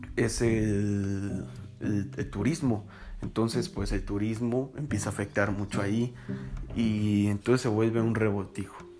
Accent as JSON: {"language": "Spanish", "town": "Tuxtla Gutiérrez", "region": "Chiapas", "country": "Mexico", "moved": "yes", "said": "yo soy de Tuxtla Gutiérrez, Chiapas"}